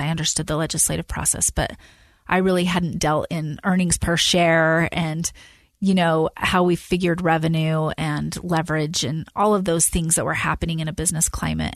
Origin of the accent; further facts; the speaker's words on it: West Valley City, Utah, United States; I grew up in West Valley City, Utah.